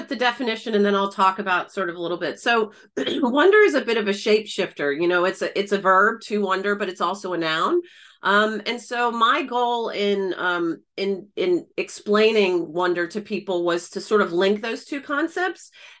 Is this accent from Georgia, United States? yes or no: yes; Atlanta, Georgia, United States; moved away as an adult; also born or lived in Belfast, Northern Ireland / Florida; I was born and raised in Atlanta. I'm a Southern Peach, a Southern Belle, and studied design in undergrad in the US. And then I went over to Belfast in Northern Ireland to study organizational behavior.